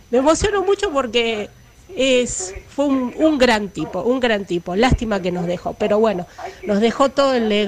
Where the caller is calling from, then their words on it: Rosario, Santa Fe, Argentina; de Rosario